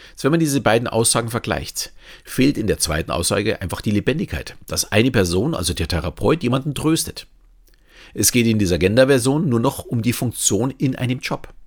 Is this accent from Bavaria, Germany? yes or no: yes; Bavaria, Germany; Und wenn mir jemand sagt, ich bin Bayer, nehme ich dieses auch nicht als Beleidigung an.